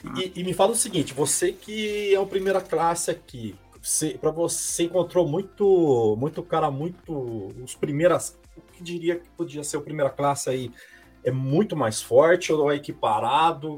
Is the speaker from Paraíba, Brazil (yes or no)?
no; Maringá, Paraná, Brazil; now in São Paulo, Brazil; eu sou paranaense, eu sou de Maringá